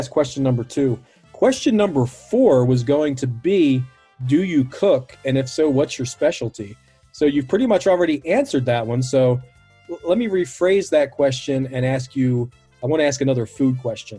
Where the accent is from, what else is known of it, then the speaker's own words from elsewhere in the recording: Baltimore, Maryland, United States; I grew up in Baltimore.